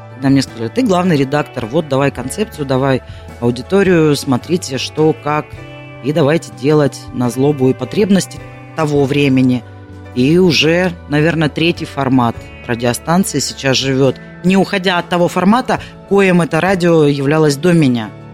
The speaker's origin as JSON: {"language": "Russian", "region": "Kalmykia", "country": "Russia", "tie": "born or raised there", "moved": "yes", "lives_now": "Krasnodar, Russia", "said": "родилась я в Калмыкии"}